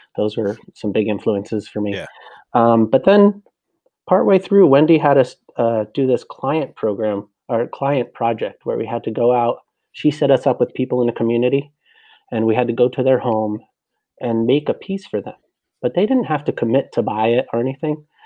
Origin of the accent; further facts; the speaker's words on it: New Jersey, United States; New Jersey, uh, North Jersey, about maybe a half hour uh, west of Manhattan